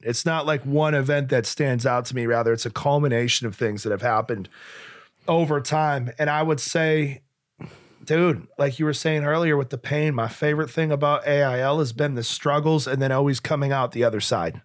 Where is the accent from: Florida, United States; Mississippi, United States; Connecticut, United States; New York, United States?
New York, United States; Western; also born or lived in Nashua, New Hampshire; Western New York